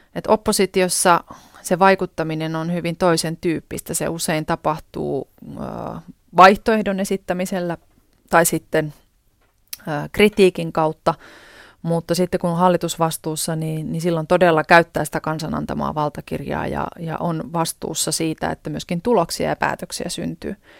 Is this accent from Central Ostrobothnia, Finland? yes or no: yes; Kokkola, Central Ostrobothnia, Finland; silloisessa kotikaupungissani ja nykyisessäkin kotikaupungissani Kokkolassa